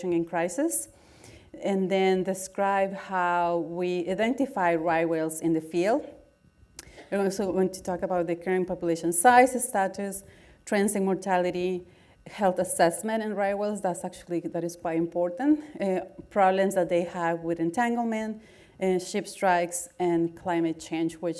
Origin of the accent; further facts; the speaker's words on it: Guatemala; English is a second language; moved away as an adult; now in United States; I was born in Guatemala, and I did all my undergraduate work there